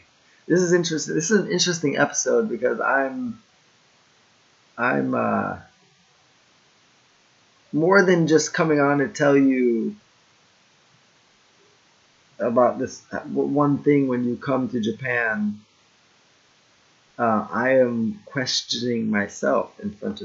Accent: Jamaica; that's when I first started stepping into owning my blackness and not just saying, oh, I'm Jamaican, dance hall, let me rock the colors and my family.

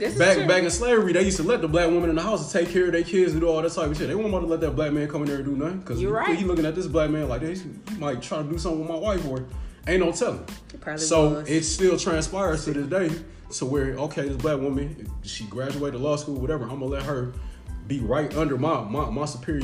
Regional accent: Cleveland, Ohio, United States; now in Atlanta, United States; I'm from Cleveland.

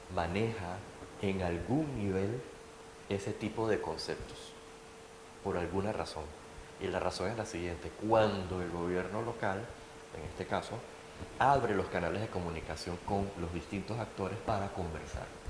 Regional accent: Panama; yo soy urbanista, estoy aquí, soy panameño

